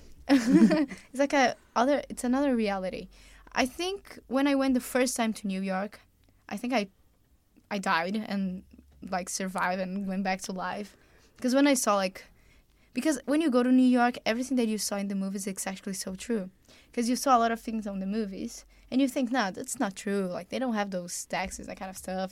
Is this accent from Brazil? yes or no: yes; Brazil; moved away as an adult; now in West Haven, United States; we have a lot of accents in Brazil